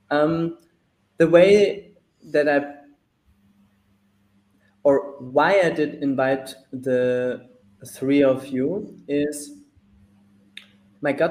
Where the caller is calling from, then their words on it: Mexico; So I'm dialing in from Mexico.